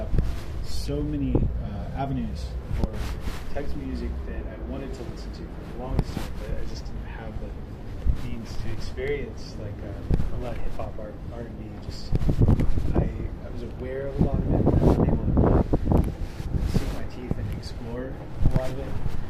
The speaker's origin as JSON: {"language": "English", "region": "the South", "country": "United States", "tie": "born or raised there", "said": "growing up in the South, maybe at that time there wasn't a lot, that was incredibly hopeful."}